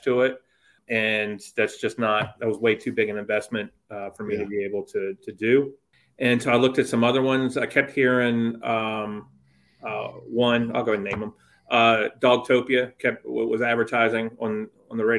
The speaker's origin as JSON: {"language": "English", "town": "Wilmington", "region": "North Carolina", "country": "United States", "tie": "born or raised there", "also_born_or_lived": "Gettysburg, Pennsylvania", "said": "I consider Wilmington my hometown. I was originally born up north, Gettysburg, yeah. Pennsylvania, but my dad worked for a department store and they transferred him down here to North Carolina."}